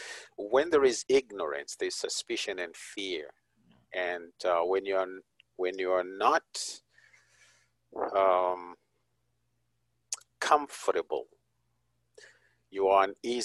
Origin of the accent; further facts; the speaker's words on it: Zimbabwe; moved away; I'm originally from Zimbabwe